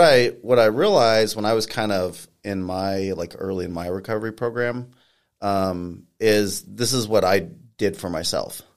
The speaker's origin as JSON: {"language": "English", "town": "Colorado Springs", "region": "Colorado", "country": "United States", "also_born_or_lived": "California / Japan", "lives_now": "Pueblo, United States", "said": "I'm originally from Colorado Springs."}